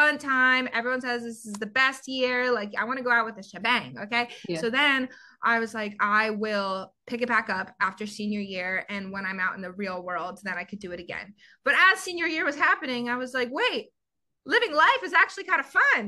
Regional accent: Georgia, United States; moved away as an adult; also born or lived in Summit, New Jersey / Florida / Chicago; now in Los Angeles, United States; I'm born and raised in Georgia

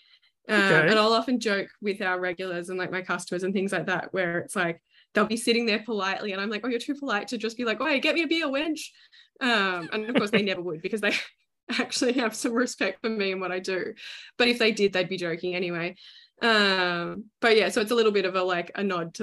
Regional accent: Melbourne, Victoria, Australia

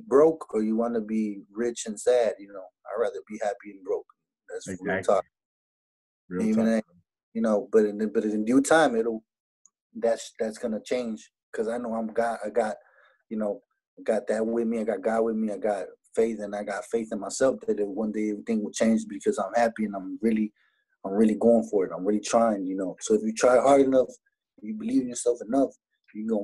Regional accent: Laredo, Texas, United States; I'm from Laredo, and I talk the way we talk

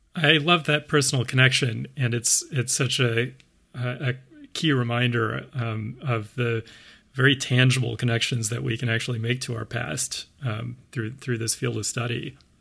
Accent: Sewanee, Tennessee, United States; Suwanee also happens to be my hometown.

